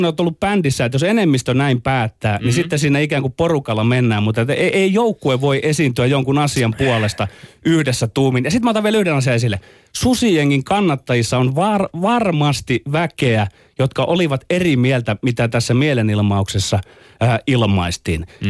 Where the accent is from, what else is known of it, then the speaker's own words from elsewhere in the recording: Ostrobothnia, Finland; meillä Pohjanmaalla